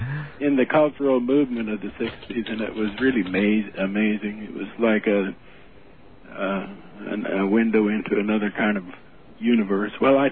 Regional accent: Utah, United States; moved away as an adult; my background is I came from Utah down into California in about 1966 to teach college.

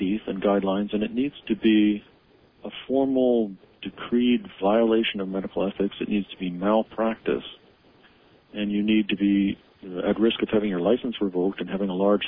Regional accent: Canada; moved away; somebody who grew up as Canadian, now has U.S. and Canadian dual citizenship

